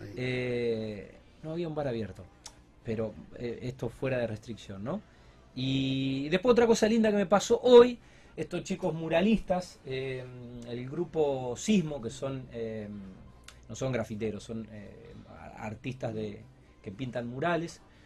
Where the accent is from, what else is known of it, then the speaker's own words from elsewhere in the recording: Rosario, Santa Fe, Argentina; nuestra ciudad